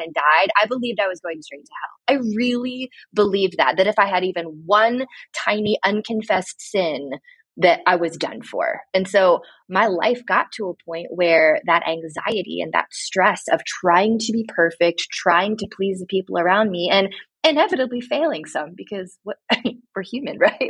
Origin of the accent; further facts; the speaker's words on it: Mansfield, Ohio, United States; now in Mount Vernon, United States; I grew up actually in Mansfield, Ohio, a very small town about an hour north of Columbus.